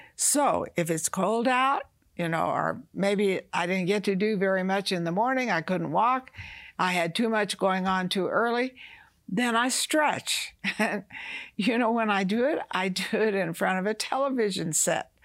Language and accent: English; the South, United States; I was raised in the South, you know, we fried chicken.